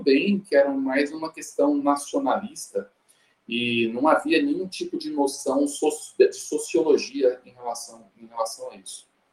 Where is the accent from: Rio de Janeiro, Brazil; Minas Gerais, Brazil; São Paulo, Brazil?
Minas Gerais, Brazil; Uberlândia; eu sou de Uberlândia, lá no Triângulo Mineiro